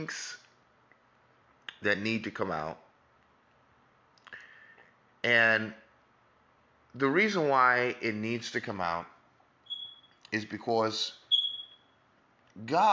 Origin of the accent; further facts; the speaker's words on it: New York, United States; I'm from America, New York particularly